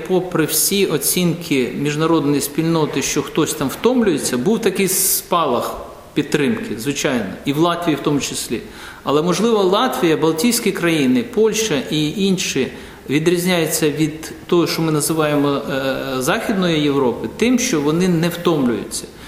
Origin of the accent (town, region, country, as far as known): Ukraine; moved away as an adult; now in Latvia